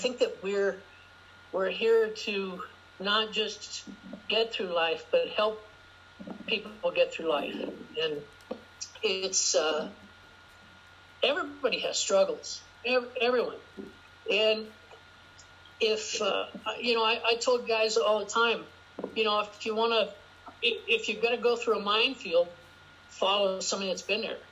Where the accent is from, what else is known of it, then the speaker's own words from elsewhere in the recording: Spokane, Washington, United States; I was born in Spokane, Washington. It's my home.